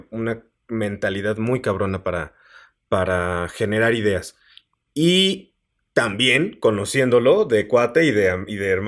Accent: San Luis Potosí, Mexico; Yo soy de San Luis Potosí.

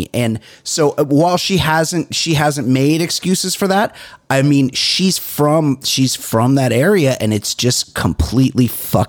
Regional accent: Southern California, United States; because I'm from Southern California

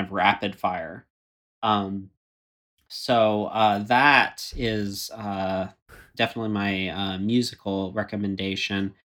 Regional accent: Florida, United States; moved away; I grew up in Florida

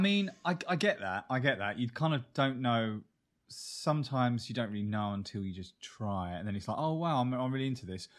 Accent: Kent, South East England, United Kingdom; moved away; we come from Kent, but Kent is a borough of London

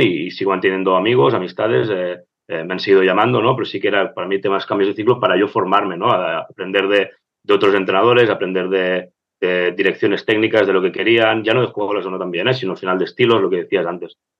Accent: Barcelona, Catalonia, Spain; yo fui estudiante de, mi escuela, aquí de, Gracia, de Bedruna. Eh, estudié todo mi vida ahí

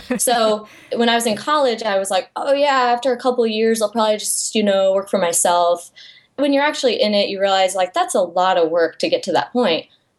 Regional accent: Iowa, United States; moved away as an adult; now in Texas, United States; I grew up in Iowa in a very small town, and I was always the artsy kid.

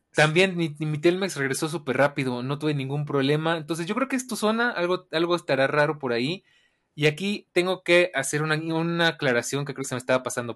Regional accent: Mexico; como buen mexicano

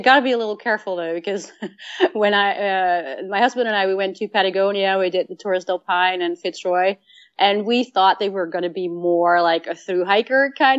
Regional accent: Netherlands; you know, I lived I grew up in Holland and we did day hikes

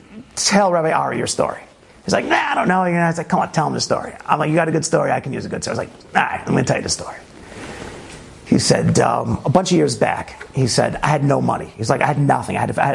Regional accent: New York City, New York, United States; I grew up in Brooklyn, you know, representing all that stuff.

